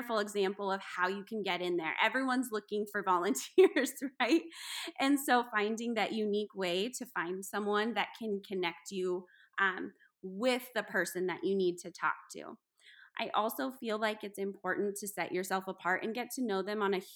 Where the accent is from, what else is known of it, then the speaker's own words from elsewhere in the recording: South Dakota, United States; I'm from South Dakota